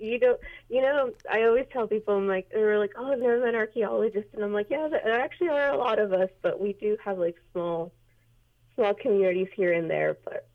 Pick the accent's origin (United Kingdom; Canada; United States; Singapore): United States; El Paso, Texas; moved away as an adult; also born or lived in Waco, Texas / Flagstaff, Arizona; now in Las Vegas, United States; So I'm originally from El Paso, Texas. I was born and raised there.